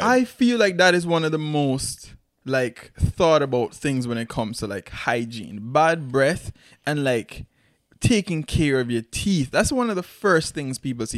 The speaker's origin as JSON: {"language": "English", "country": "Antigua & Barbuda", "tie": "born or raised there", "moved": "yes", "said": "growing up in Antigua"}